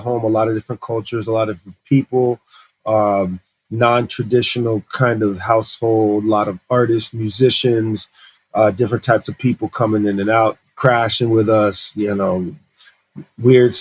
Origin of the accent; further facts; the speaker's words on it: Massachusetts, United States; also born or lived in Paris, France; I grew up in the States since I was just like a year old